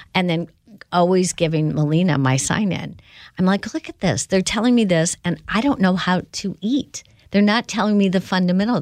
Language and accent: English; Indiana, United States; growing up in Indiana